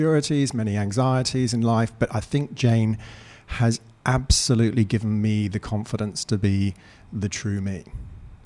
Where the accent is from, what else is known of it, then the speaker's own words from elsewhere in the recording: Eastbourne, South East England, United Kingdom; moved away as an adult; also born or lived in Canada / London; now in Australia; I was born in Canada. I was then brought up in the south coast of the UK, a lovely spot called Eastbourne near Brighton